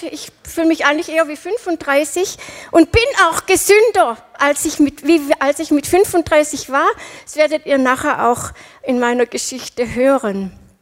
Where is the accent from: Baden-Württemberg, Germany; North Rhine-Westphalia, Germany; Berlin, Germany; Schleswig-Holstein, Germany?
Baden-Württemberg, Germany; Winnenden; ich bin in Winnendenhöfen aufgewachsen